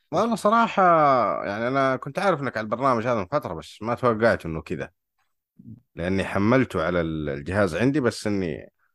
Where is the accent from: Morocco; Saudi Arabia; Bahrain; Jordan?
Saudi Arabia; من السعوديه